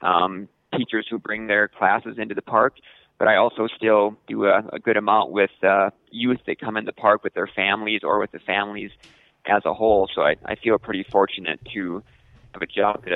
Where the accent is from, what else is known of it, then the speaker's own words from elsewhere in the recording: western South Dakota, United States; moved away as an adult; I grew up in South Dakota